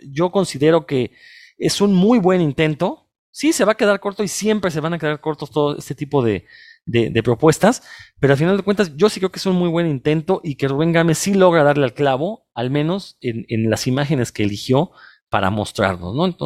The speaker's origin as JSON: {"language": "Spanish", "country": "Mexico", "said": "somos mexicanos, hablamos español"}